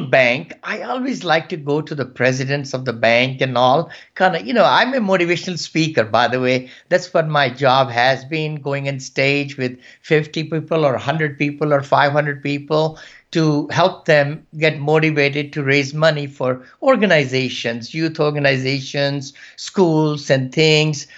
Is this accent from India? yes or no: yes; India; moved away as an adult; also born or lived in Gaithersburg, Maryland; now in United States; from India, and I came about 40 years back at with $7